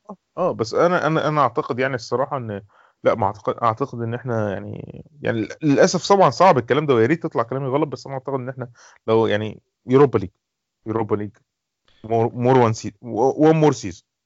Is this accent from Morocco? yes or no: no; Egypt; عندنا في مثلا في مصر